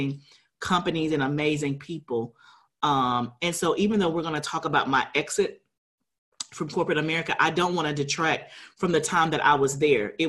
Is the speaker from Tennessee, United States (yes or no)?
no; Huntsville, Alabama, United States; I grew up in Alabama in Huntsville